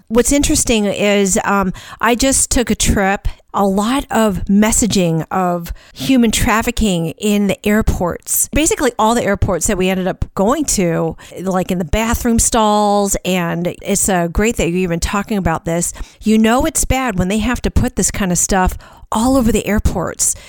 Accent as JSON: {"language": "English", "town": "St. Louis", "region": "Missouri", "country": "United States", "tie": "born or raised there", "moved": "yes"}